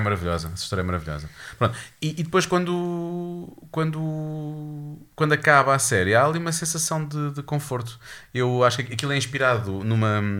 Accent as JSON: {"language": "Portuguese", "country": "Portugal", "said": "sendo português"}